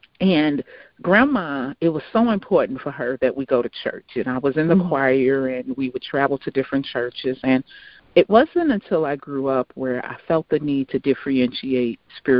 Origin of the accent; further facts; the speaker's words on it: Chicago, Illinois, United States; So I'm originally from Chicago